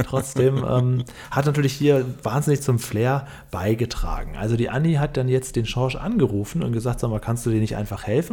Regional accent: Northern Germany, Germany; also ich komme aus Norddeutschland

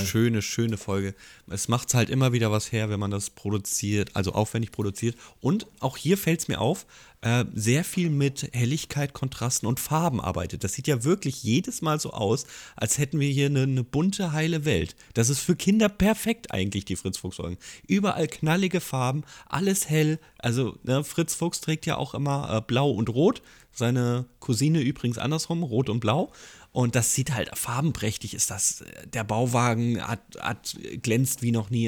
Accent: Hesse, Germany; ich komme ja aus dem Dorf und ich bin in Hessen geboren und da kennt jeder jeden

